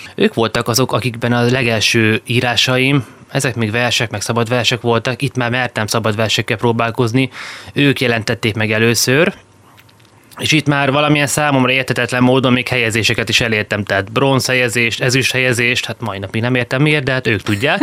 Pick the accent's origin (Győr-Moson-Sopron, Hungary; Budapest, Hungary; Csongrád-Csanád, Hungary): Csongrád-Csanád, Hungary; Szeged; új Szegeden születtem. Nyilván oda köt a legerősebb kapocs, mert a születés mellett még az első tíz évemet volt szerencsém ott eltölteni